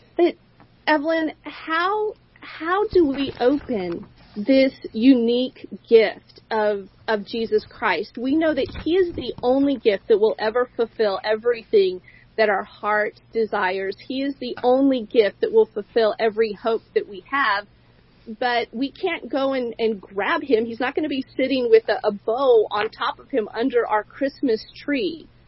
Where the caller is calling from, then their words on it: Boise, Idaho, United States; with Love Talk, and I'm calling in from Boise, Idaho.